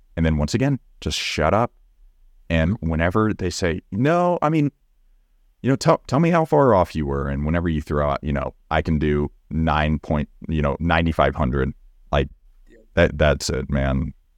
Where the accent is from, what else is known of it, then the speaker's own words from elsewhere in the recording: Texas, United States; accent: Southern; I'm from Texas and I, I can turn on the Southern